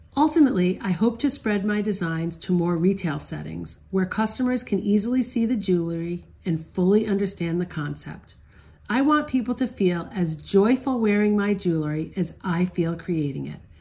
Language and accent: English; Barrington, Rhode Island, United States; I grew up in Barrington, Rhode Island, with my parents and four siblings